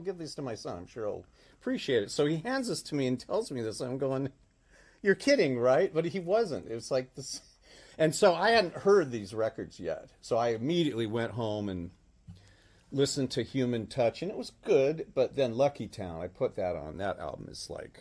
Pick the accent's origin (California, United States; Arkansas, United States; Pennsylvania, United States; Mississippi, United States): California, United States; San Jose; Guitar Showcase, which is a place I grew up in San Jose